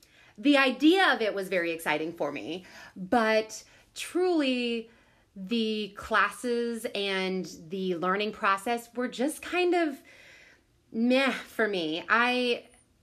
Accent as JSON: {"language": "English", "region": "Southern Illinois", "country": "United States", "tie": "born or raised there", "said": "I grew up in Southern Illinois."}